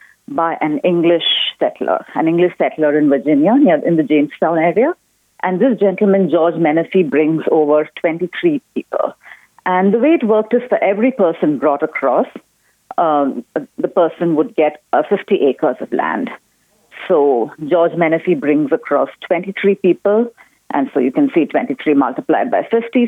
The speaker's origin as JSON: {"language": "English", "region": "South India", "country": "India", "tie": "born or raised there", "also_born_or_lived": "Syracuse, New York", "moved": "as an adult", "lives_now": "Keene, United States", "said": "I was born in India, in the southern part of India, and I came to Syracuse in New York to go to graduate school"}